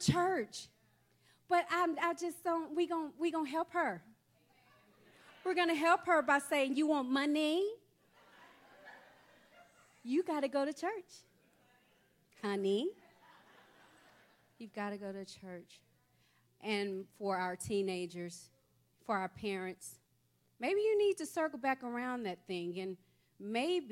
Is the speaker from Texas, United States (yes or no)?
yes; Texas, United States; moved away; I'm from Texas